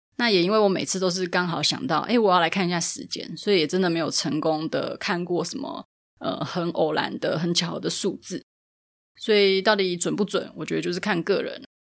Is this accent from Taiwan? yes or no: yes; Taipei, Taiwan; 因为我是台北人